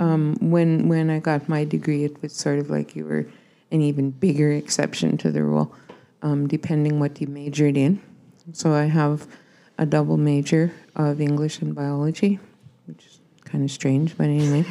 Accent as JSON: {"language": "English", "area": "First Nation near Broadview", "region": "Saskatchewan", "country": "Canada", "said": "I'm from the Sioux Saints First Nation"}